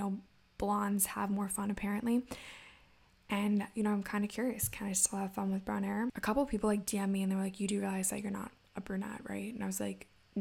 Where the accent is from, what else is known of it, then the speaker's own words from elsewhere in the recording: Maryland, United States; also born or lived in Indiana; I am from Maryland, went to college in Indiana for a little bit, then now I'm back in Maryland